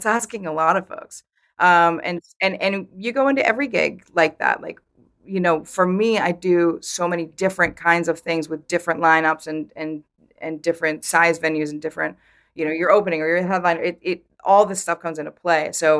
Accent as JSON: {"language": "English", "region": "Vermont", "country": "United States", "tie": "born or raised there"}